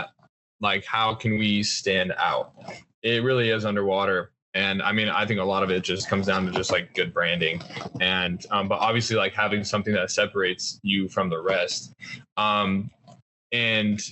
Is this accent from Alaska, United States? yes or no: no; Colorado, United States; where I grew up in Colorado